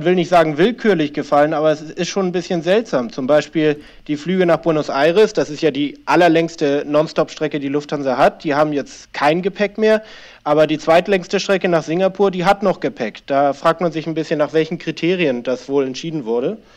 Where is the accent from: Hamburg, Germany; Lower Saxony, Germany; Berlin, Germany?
Hamburg, Germany; Ich äh, wohne in Hamburg schon seit etlichen Jahren, bin zwar halb Argentinier, aber hauptsächlich habe ich mein Leben in, in Hamburg verbracht.